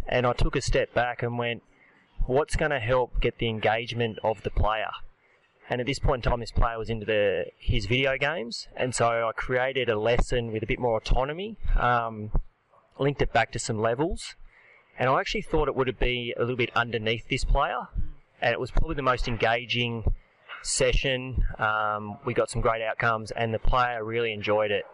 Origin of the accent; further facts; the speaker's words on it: Australia; I'm definitely Aussie